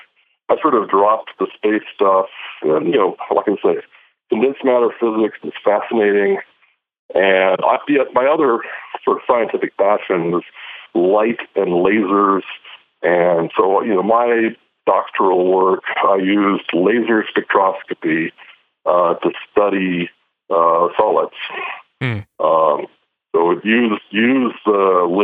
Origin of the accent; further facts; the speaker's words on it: Eastern Washington State, United States; moved away; also born or lived in Los Alamos; I grew up in Eastern Washington State